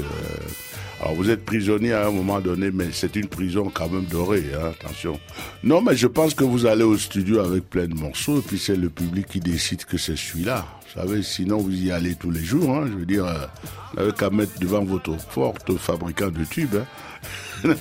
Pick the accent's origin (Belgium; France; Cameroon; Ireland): Cameroon; je suis camerounais.